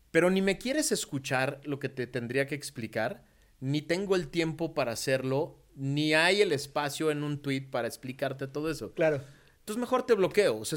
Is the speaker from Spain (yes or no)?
no; Mexico; no, a ver, soy mexicano, 100%